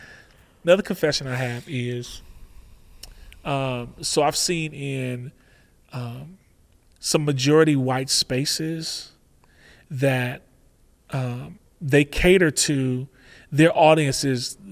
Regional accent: Oregon, United States; I said, I come from Oregon, so it's not going to sound like Oregon.

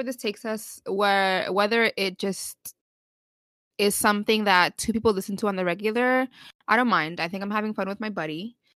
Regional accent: New York, United States; We're Latina. We didn't ask to be born that way.

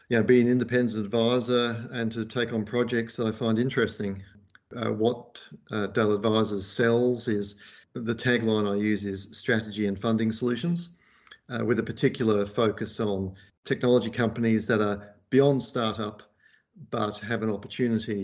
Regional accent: Perth, Western Australia, Australia; also born or lived in Liverpool; And we ended up disembarking in Perth, and that's where I grew up

